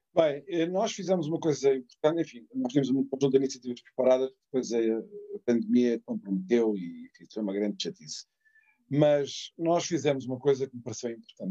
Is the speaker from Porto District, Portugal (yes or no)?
no; Setúbal, Portugal; Setúbal, da minha terra